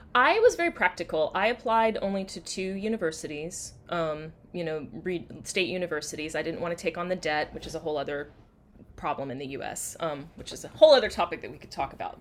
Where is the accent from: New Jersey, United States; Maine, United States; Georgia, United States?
Georgia, United States; outside of Atlanta; also born or lived in South Carolina; now in Washington, DC, United States; I grew up outside of Atlanta